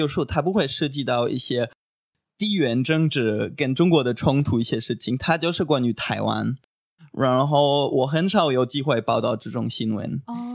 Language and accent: Chinese; Göttingen, Lower Saxony, Germany; Chinese is a second language; moved away as an adult; also born or lived in China; now in Taiwan; 我来自德国的一个很美丽的小城市，叫戈廷根。然后我已经大概五年都学了中文，我之前就在中国待过一年当交换学生。然后我现在在台湾，对，快一年了